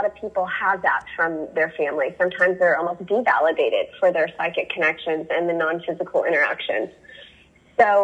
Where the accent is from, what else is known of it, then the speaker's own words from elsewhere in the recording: the Bible Belt, United States; I grew up in the Bible Belt